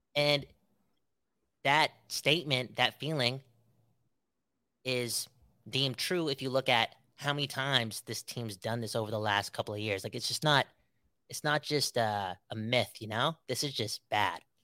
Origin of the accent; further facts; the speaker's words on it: Canada; we're Canadian, most of us